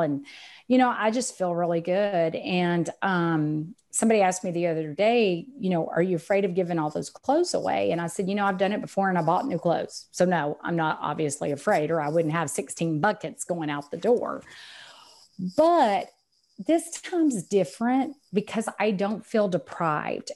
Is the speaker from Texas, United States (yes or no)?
yes; Texas, United States; accent: Texan; I'm Texan, as you can tell by the accent